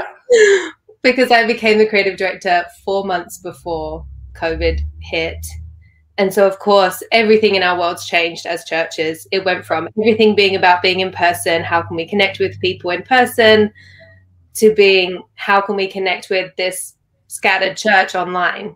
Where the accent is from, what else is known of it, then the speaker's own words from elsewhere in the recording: London, United Kingdom; moved away as an adult; also born or lived in Sydney, Australia; now in Los Angeles, United States; I'm born and raised in London until I was 18